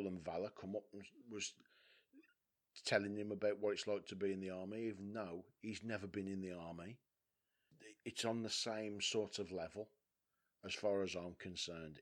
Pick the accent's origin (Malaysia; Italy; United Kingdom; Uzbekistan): United Kingdom; West Bromwich, West Midlands; I'm from West Brom. West Brom's a culturally diverse town.